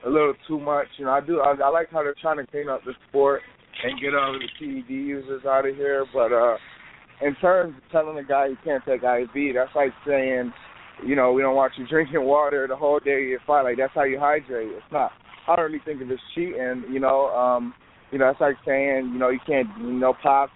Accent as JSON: {"language": "English", "town": "Rochester", "region": "New York", "country": "United States", "tie": "born or raised there", "said": "my hometown, Rochester."}